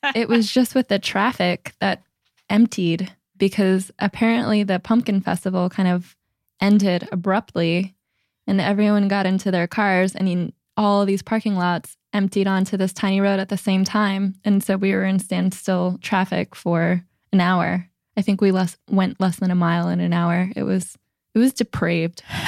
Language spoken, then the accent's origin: English; New Jersey, United States; now in San Francisco, United States; growing up in New Jersey, it's just such a way of life